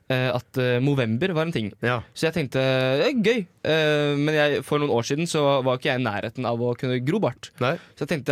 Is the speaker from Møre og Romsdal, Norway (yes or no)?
yes; Ålesund, Møre og Romsdal, Norway; accent: Ålesund dialect